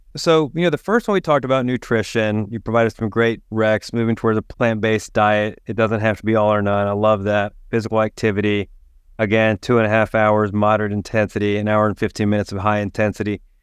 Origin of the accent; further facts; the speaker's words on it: East Tennessee, United States; growing up in East Tennessee